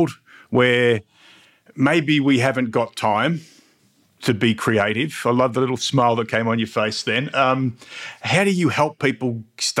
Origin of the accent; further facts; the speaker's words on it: Mildura, Victoria, Australia; I'm a regional boy. I grew up in Mildura